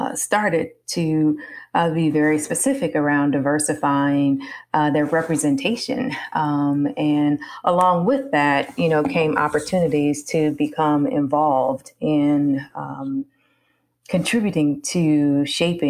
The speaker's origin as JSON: {"language": "English", "town": "Omaha", "region": "Nebraska", "country": "United States", "said": "I'm originally from Omaha, Nebraska."}